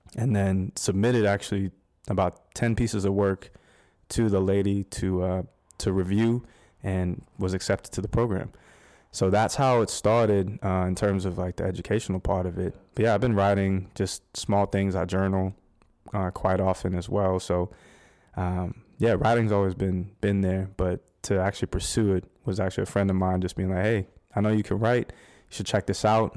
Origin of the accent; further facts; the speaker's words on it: Scottsdale, Arizona, United States; moved away as an adult; now in Winston-Salem, United States; I'm actually, uh, born and raised in, uh, Scottsdale, Arizona. Uh, that's my hometown.